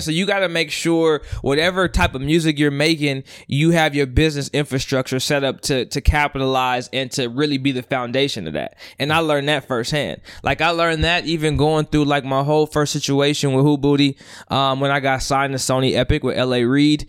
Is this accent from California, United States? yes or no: yes; Union City, California, United States; also born or lived in Oakland / Los Angeles; Born and raised in the Bay. Uh, born and raised in Union City